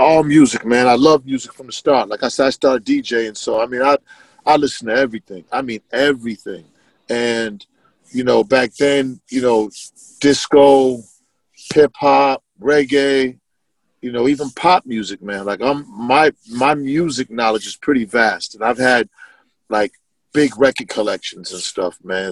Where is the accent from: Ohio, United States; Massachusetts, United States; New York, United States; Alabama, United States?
Massachusetts, United States; Boston; born or raised there